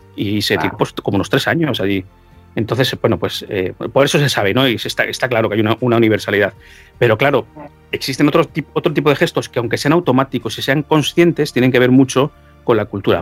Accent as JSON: {"language": "Spanish", "country": "Spain", "said": "yo como soy español"}